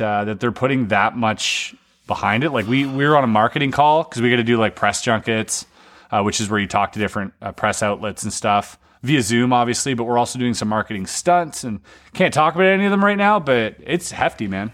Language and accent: English; Canada; as a child growing up in Canada